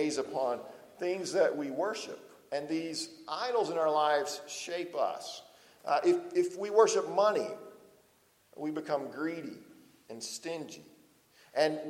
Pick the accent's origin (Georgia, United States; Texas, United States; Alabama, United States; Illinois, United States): Alabama, United States; Lower; moved away; when I go home to Lower Alabama, I talk even more like I'm from Lower Alabama than I do now